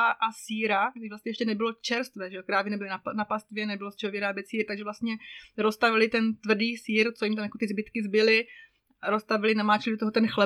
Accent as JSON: {"language": "Czech", "region": "Moravia", "country": "Czechia", "also_born_or_lived": "Prague", "said": "taky jsem z Moravy, že ne úplně z Brna, ale nevím, tam 100 kilometrů od Brna. Studovala jsem a žila jsem potom v Praze, pracovala jsem v Praze"}